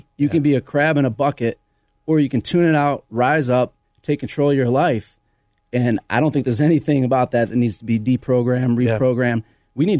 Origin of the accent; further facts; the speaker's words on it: Flint, Michigan, United States; I'm from Flint, Michigan. Mm-hmm. You know, that's a pretty challenging town to come from. Yeah, exactly. And I grew up around all walks of life.